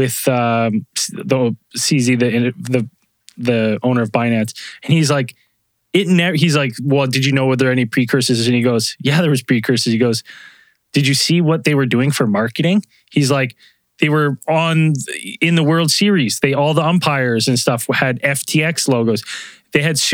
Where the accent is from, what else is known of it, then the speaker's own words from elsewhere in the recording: Canada; I'm Canadian